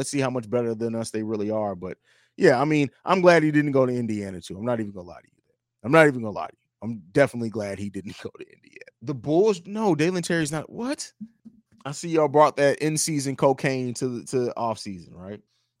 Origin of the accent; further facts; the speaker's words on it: Germany; also born or lived in Italy; I actually grew up overseas. I grew up and lived in Germany and Italy.